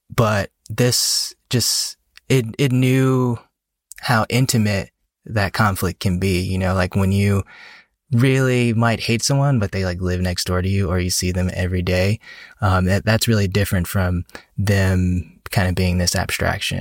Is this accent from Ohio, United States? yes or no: no; Atlanta, Georgia, United States; now in Washington, D.C. area, United States; I'm from Atlanta originally.